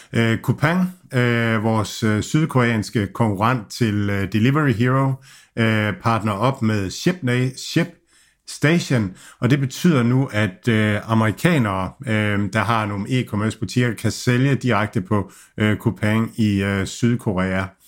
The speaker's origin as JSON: {"language": "Danish", "country": "Denmark"}